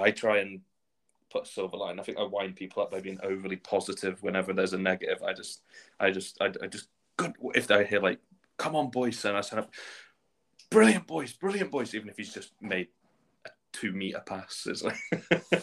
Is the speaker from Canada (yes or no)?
no; Shrewsbury, West Midlands, United Kingdom; moved away as an adult; now in Edinburgh, United Kingdom; my hometown team, Shrewsbury